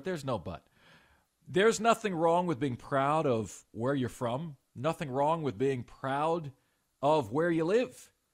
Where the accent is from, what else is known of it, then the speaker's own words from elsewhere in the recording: Lakeland, Florida, United States; now in Greenville, United States; my hometown of Lakeland, Florida, okay, went to high school there